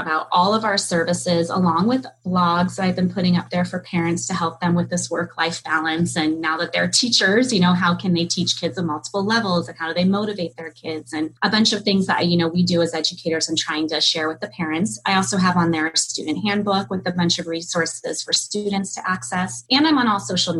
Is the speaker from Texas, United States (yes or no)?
no; California, United States; I grew up in California